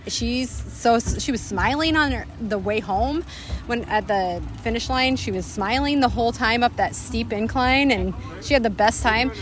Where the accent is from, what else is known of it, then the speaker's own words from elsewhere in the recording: Winona, Minnesota, United States; moved away as an adult; now in Lawrence, United States; I live in Lawrence, Kansas, kind of near Kansas City, but I'm from Winona, Minnesota